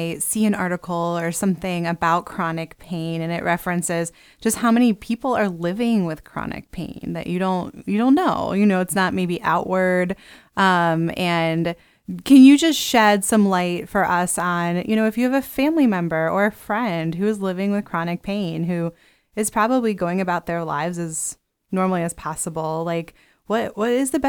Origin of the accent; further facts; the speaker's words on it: Pennsylvania, United States; Maybe just because I'm from Pennsylvania.